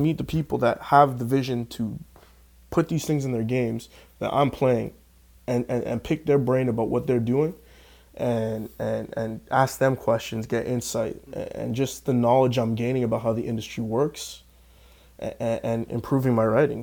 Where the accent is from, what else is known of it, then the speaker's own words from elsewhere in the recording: Canada; I'm in Canada. I'm a Canadian guy.